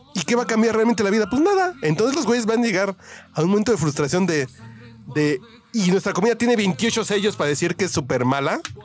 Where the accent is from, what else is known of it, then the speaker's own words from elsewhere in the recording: Mexico City, Mexico; soy bien chilango, soy tacubaya